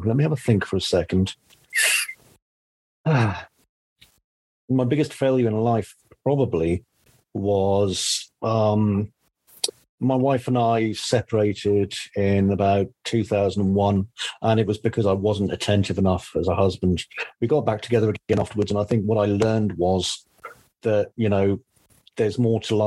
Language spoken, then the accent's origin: English; Easington Colliery, North East England, United Kingdom; I grew up in the northeast of England in a place called Easington Colliery